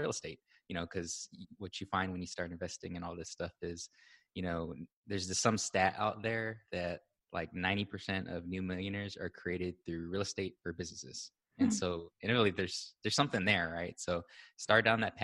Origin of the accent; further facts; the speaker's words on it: Hawaii, United States; moved away as an adult; also born or lived in Austin, Texas; I was born and raised in Hawaii